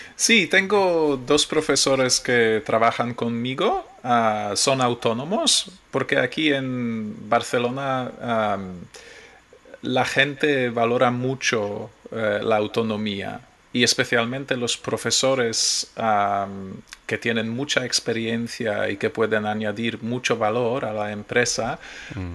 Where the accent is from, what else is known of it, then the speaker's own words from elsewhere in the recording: Poland; Spanish is a second language; moved away as an adult; now in Spain; sí, soy polaco. Pero yo eh, no he vivido en Polonia desde hace 20 años, más de 20 años